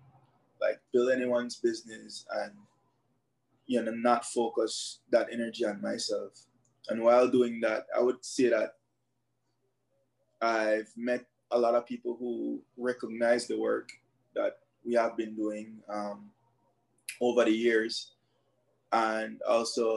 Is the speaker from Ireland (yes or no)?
no; Belize City, Belize District, Belize; I grew up in Belize City, born and raised Southside specifically, Faber's Road area.